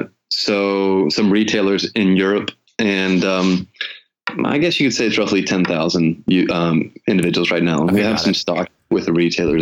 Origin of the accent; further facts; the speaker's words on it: Memphis, Tennessee, United States; when I was growing up in Memphis, Tennessee, I was out playing all the time.